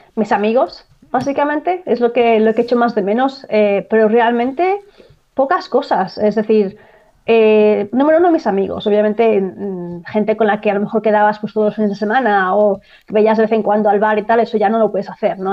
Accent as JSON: {"language": "Spanish", "town": "Barcelona", "region": "Catalonia", "country": "Spain", "moved": "as an adult", "lives_now": "Ireland", "said": "Yo soy de Barcelona, en Cataluña"}